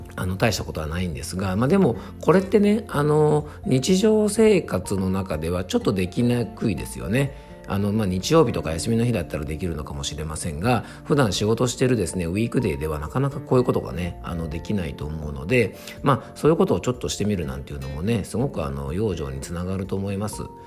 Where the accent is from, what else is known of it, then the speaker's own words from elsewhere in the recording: Yamanashi, Japan; 僕の地元の山梨県のですね